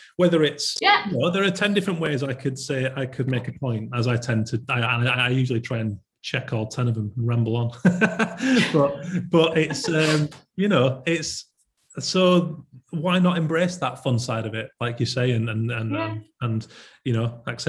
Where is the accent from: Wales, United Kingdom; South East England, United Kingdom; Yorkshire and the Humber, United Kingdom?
Yorkshire and the Humber, United Kingdom; And actually, me being a Yorkshireman and being in there was awesome